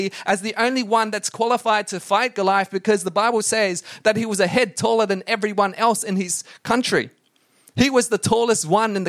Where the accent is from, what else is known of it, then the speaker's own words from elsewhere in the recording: Brisbane, Queensland, Australia; Inala. That's where I grew up in Brisbane